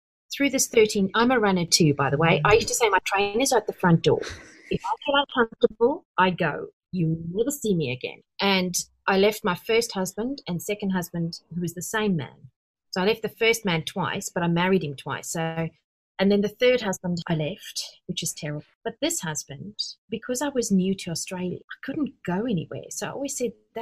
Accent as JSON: {"language": "English", "country": "South Africa", "said": "I'm from South Africa."}